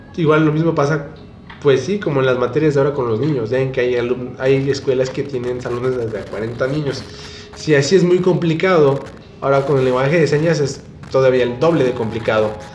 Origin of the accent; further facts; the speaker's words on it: Guanajuato, Mexico; nosotros somos de Guanajuato.